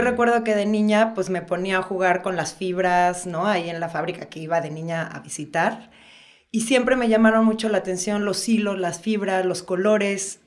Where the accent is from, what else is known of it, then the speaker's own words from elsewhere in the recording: Toluca, State of Mexico, Mexico; moved away as an adult; now in Oaxaca, Mexico; yo soy de la Ciudad de México. Este, nací ahí, pero al, otro día me fui a vivir a Toluca. y ahí, este, digamos que ahí crecí